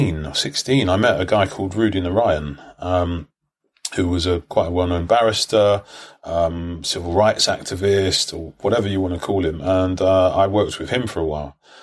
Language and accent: English; London, United Kingdom; I grew up in Brixton.